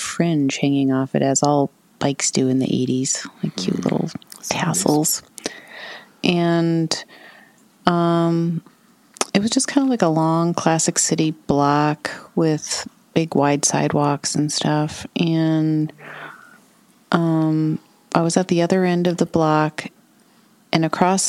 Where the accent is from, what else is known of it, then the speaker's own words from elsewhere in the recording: St. Paul, Minnesota, United States; now in Asbury Park, United States; I was born in Minneapolis, but I grew up in St. Paul, the city of St. Paul proper, right on what's called the West Side, across from downtown St. Paul